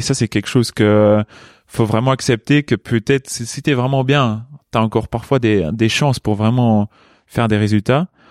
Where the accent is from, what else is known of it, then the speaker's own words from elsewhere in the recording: Luxembourg; moved away as an adult; also born or lived in Chambéry, France; À 18 ans, je suis parti du Luxembourg pour mhm. aller à Chambéry